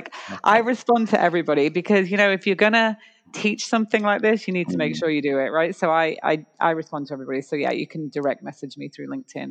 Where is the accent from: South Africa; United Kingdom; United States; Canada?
Canada; It's not. We're Canadian. It's .ca.